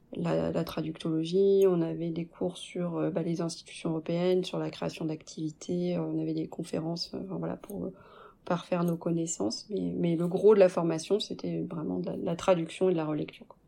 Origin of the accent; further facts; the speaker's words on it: France; also born or lived in Canada; now in Belgium; j'étais l'employée euh, française